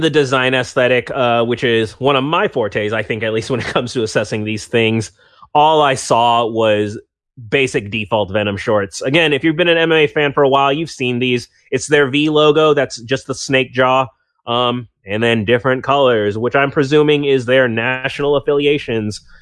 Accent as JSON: {"language": "English", "country": "United States", "tie": "born or raised there", "said": "I'm from America and I've only ever been from America."}